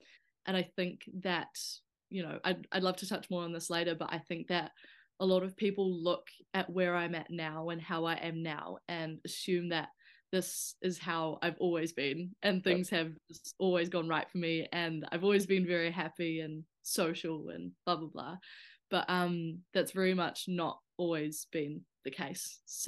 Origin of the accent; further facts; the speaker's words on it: Whanganui, Manawatū-Whanganui, New Zealand; I came from Whanganui, where it was, you know, a very small town.